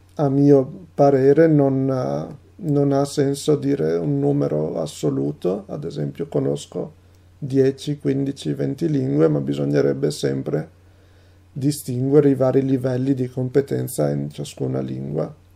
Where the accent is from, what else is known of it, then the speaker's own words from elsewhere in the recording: Italy; first language Italian; also born or lived in Rovigo, Veneto; sono un traduttore e un poliglotta italiano